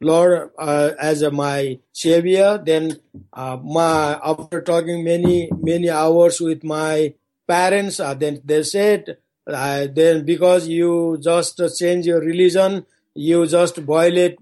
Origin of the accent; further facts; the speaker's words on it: Nepal; English is a second language; now in Kathmandu, Nepal; from my hometown to come to Kathmandu, those days it took 5 days walk